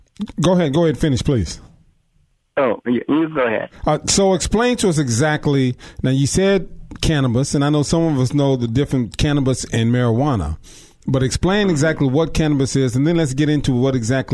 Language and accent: English; Long Beach, California, United States; my hometown, Long Beach.